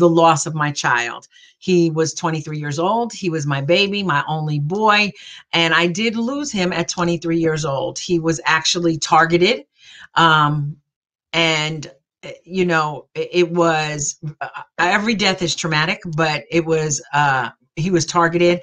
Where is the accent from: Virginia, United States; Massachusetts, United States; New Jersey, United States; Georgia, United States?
New Jersey, United States; I'm from New Jersey. I am a Jersey girl all the way